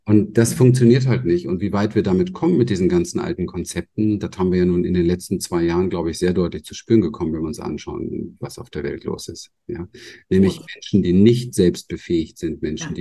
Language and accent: German; Berlin, Germany; moved away; ich bin im Hinterhof von Berlin aufgewachsen